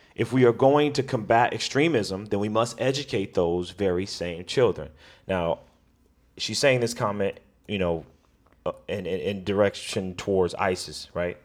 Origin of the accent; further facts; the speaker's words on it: United States; I am African American male from America